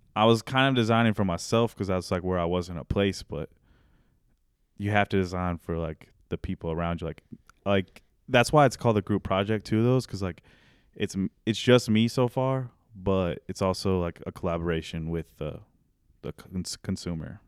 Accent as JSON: {"language": "English", "town": "Raymore", "region": "Missouri", "country": "United States", "tie": "born or raised there", "also_born_or_lived": "Topeka, Kansas", "said": "I grew up in Raymore, which is, like, thirty minutes south of here. It's a little bit south of Grand View, next to Belton. Um, lived in the same house my whole life"}